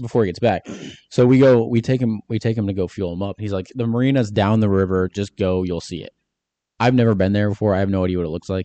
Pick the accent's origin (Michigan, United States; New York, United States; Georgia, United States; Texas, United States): Michigan, United States; I'm from Michigan